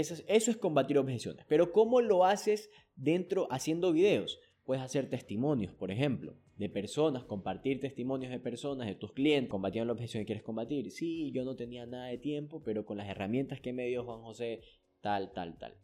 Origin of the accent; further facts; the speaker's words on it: Ecuador; aquí en mi país, en Ecuador